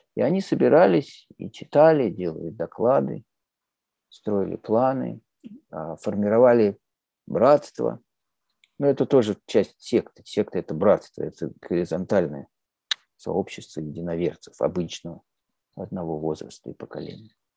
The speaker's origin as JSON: {"language": "Russian", "region": "Moscow", "country": "Russia", "tie": "born or raised there", "said": "я, я родился, вырос в Москве"}